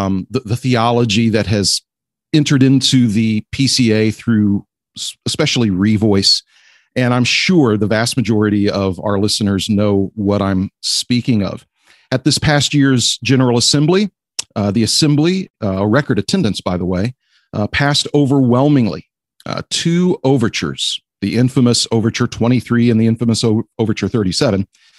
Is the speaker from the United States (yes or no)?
yes; Houston, Texas, United States; Katy, Texas, in the Houston area, my hometown.